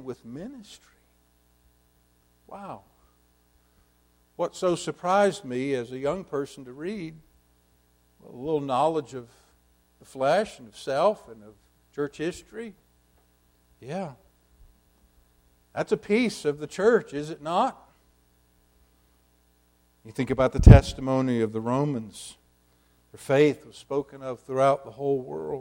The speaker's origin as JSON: {"language": "English", "country": "United States", "said": "as a young person, as an American evangelical Christian"}